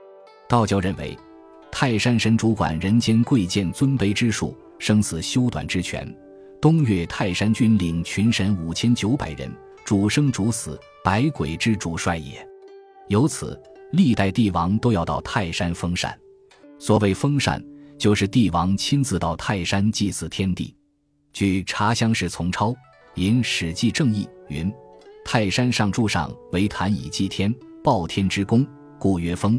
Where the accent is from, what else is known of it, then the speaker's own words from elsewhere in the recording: China; 我们中国人